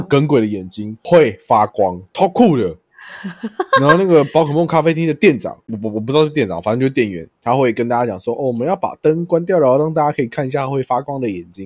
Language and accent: Chinese; Taiwan; 我就说我是台湾来的